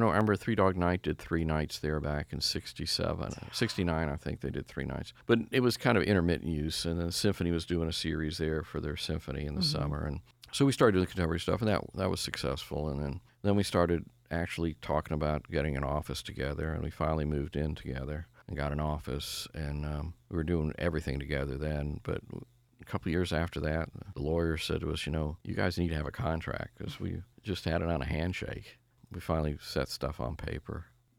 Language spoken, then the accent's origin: English; Atlanta, Georgia, United States; We're both from Atlanta. We were very proud of Atlanta